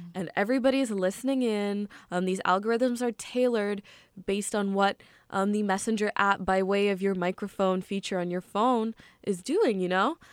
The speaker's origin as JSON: {"language": "English", "country": "United States", "tie": "born or raised there", "said": "I was just born and raised here always."}